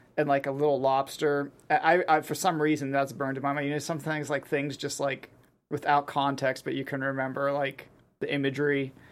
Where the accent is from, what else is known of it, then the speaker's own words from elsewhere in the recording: Pittsburgh, Pennsylvania, United States; I grew up in Pittsburgh